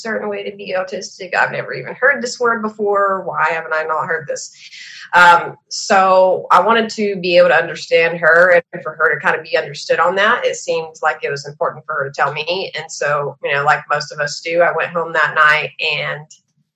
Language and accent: English; Texas, United States; I'm from Texas